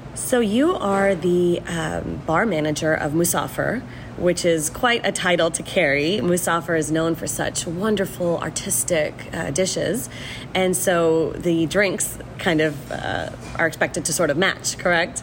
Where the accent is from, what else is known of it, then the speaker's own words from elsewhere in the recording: Houston, Texas, United States; also born or lived in Mumbai, India; Houston has been my home for more than 35 years